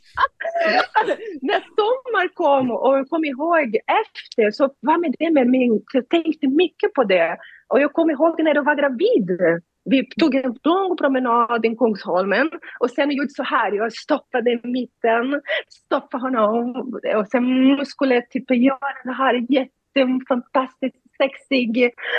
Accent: Rio de Janeiro, Brazil; Swedish is a second language; moved away as an adult; now in Sweden; Jag är från Rio de Janeiro, jag växte upp i suburbs eh, nära faveler

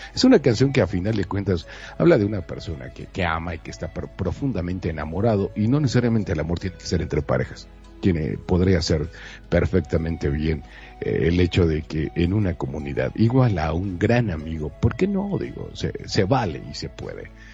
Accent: Monterrey, Nuevo León, Mexico; yo soy de Monterrey

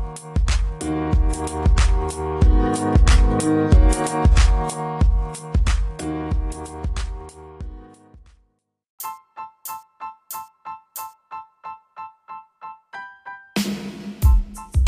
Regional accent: United States; That's what we do here in America

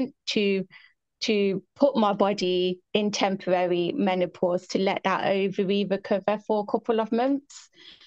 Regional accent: England, United Kingdom; I'm from England

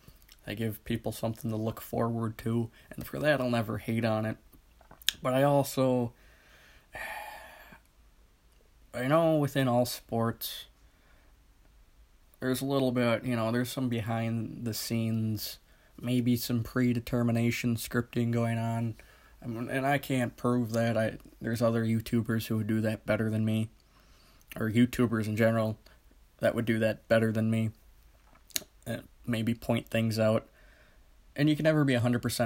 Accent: Midwest, United States; I'm from the Midwest, I'm not from Philly

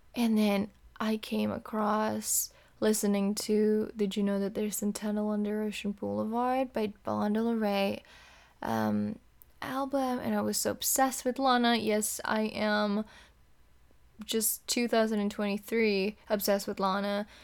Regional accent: Indonesia; moved away as an adult; now in California, United States; I am from Indonesia.

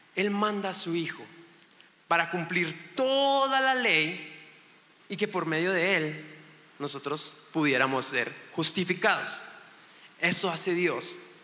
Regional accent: Chihuahua, Mexico; vengo de Chihuahua, Chihuahua, México

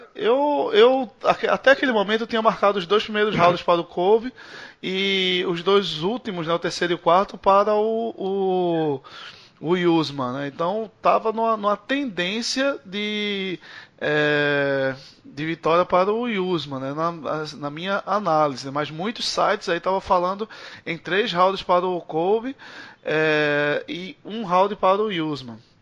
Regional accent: Brazil; a gente é brasileiro

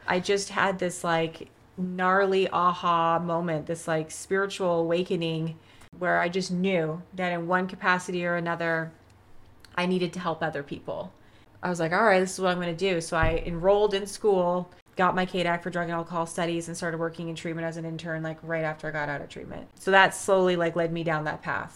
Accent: Vancouver, British Columbia, Canada; moved away as an adult; also born or lived in Los Angeles, United States; now in California, United States; I'm from Canada. So I grew up in Vancouver

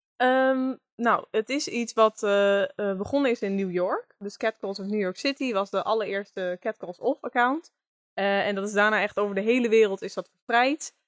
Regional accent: Groningen, Netherlands; geboren en getogen in Groningen

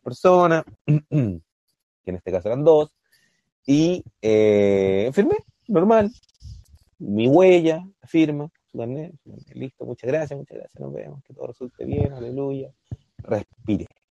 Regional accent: Concepción, Biobío, Chile; nosotros somos de Concepción

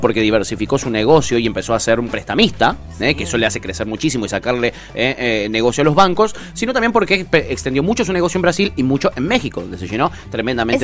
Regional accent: Argentina; Nosotros, los argentinos

